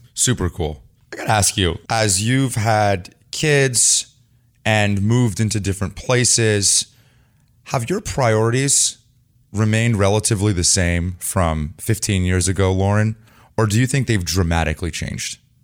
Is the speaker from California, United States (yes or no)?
yes; Los Altos, California, United States; I lived in Los Altos. You lived in Los Altos. Yes. I grew up there